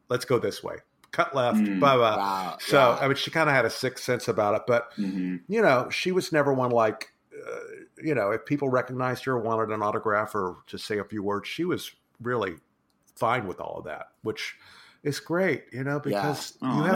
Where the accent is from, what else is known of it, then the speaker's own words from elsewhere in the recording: Texas, United States; moved away; I grew up in Texas